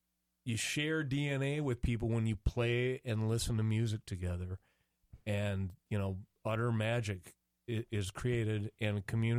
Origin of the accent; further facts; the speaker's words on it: Minneapolis, Minnesota, United States; growing up in this town